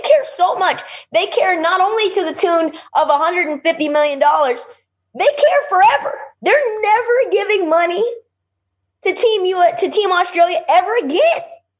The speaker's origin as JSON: {"language": "English", "country": "United States", "said": "as an American"}